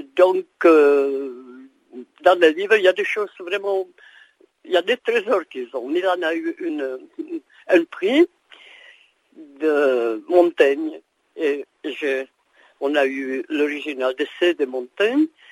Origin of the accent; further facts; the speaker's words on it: Prague, Czechia; moved away; also born or lived in Brno; J'ai vécu à Brno 15 ans même si je suis né à Prague